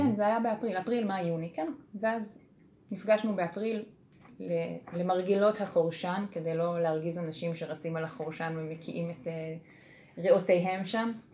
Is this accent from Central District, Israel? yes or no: yes; Kfar Saba, Central District, Israel; אני מכפר סבא